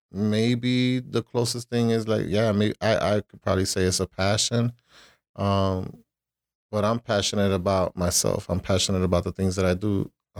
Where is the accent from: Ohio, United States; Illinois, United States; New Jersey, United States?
Illinois, United States; Chicago; born there; So just because I was born in Chicago, that doesn't make me American. You know, I'm Puerto Rican